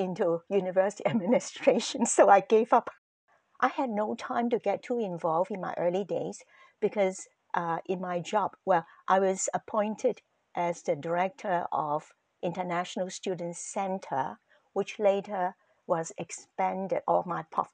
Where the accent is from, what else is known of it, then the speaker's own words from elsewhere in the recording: Hong Kong; now in Canada; I was born in Hong Kong, growing up in the predominant culture is Cantonese